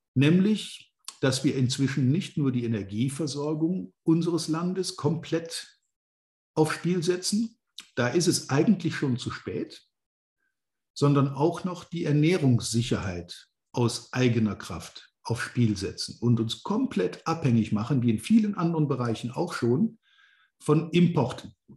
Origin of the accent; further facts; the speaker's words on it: Rhineland lignite area, North Rhine-Westphalia, Germany; ich auch hier in meiner alten Heimat inzwischen schon länger wieder wohne